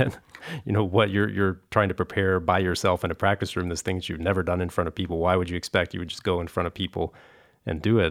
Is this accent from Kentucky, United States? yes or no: yes; Kentucky, United States; I grew up in Kentucky